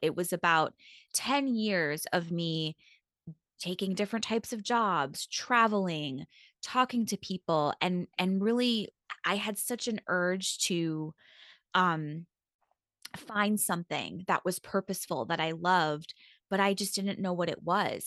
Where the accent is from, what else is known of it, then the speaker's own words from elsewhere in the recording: Long Island, New York, United States; I grew up in New York and, um, on Long Island